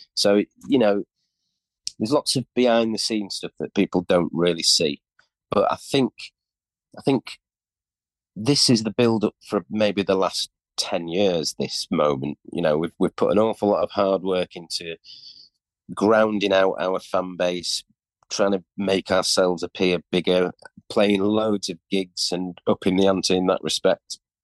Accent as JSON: {"language": "English", "town": "York", "region": "Yorkshire and the Humber", "country": "United Kingdom", "said": "we're from York, very unusual, weird"}